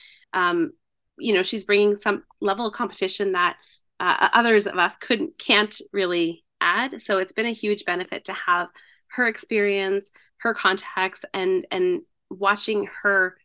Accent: North Bay, Ontario, Canada; moved away as an adult; also born or lived in Ottawa; I grew up in North Bay, or just outside of North Bay.

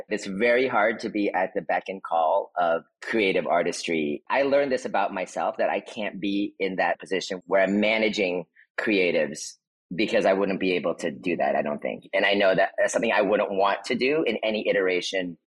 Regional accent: the Bay Area, California, United States; also born or lived in Philippines; Growing up in the Bay with Filipinos, the 80s and 90s

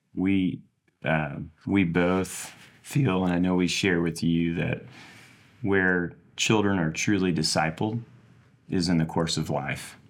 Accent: St. Louis, Missouri, United States; now in Kansas City, United States; I am from Saint Louis

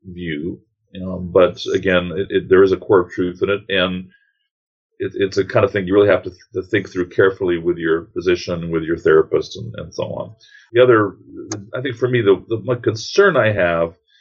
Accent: New York City, New York, United States; now in Atlanta, United States; from New York City originally. Grew up a couple of blocks away from a man who's been on the news occasionally

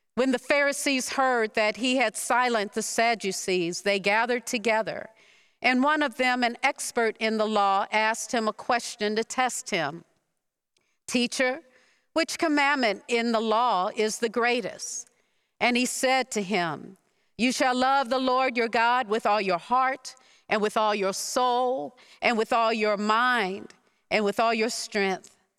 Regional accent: Detroit, Michigan, United States; Growing up in Detroit

